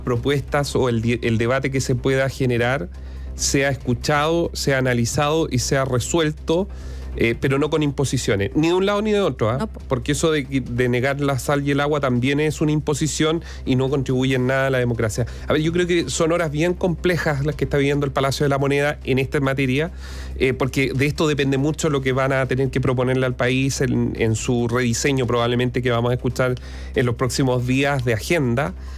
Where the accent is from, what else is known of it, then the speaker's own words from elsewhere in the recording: Chile; los chilenos en general